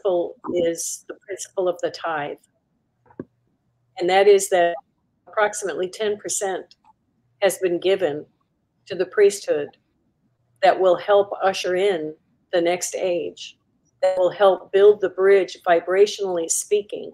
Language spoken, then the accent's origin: English; Milwaukee, Wisconsin, United States; moved away; in Milwaukee, my hometown, come full circle in my hometown where I was born